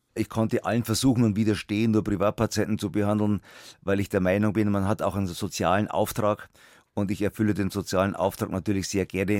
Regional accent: Donaustauf, Bavaria, Germany; ich bin in Regensburg in Donaustauf ja groß geworden

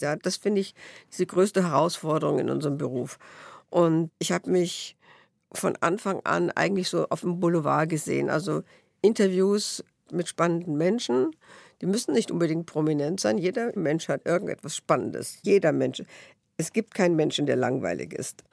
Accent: Tutzing, Bavaria, Germany; also born or lived in Netherlands / Bernried / Vienna; Ich bin in Tutzing und Benried aufgewachsen

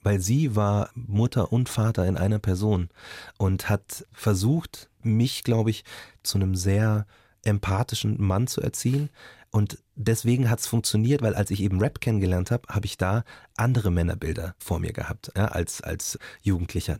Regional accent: Markt Schwaben, Bavaria, Germany; also born or lived in Munich; ich bin in München geboren, aber in Marktschwaben erst geworden

